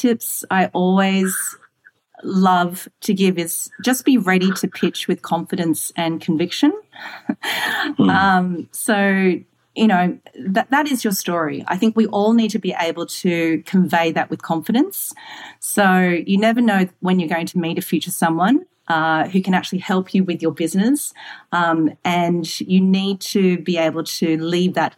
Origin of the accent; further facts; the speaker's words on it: Singapore; moved away; also born or lived in Australia / London; So I'm Singaporean born. I'm Australian Malay Chinese woman in technology that's lived in London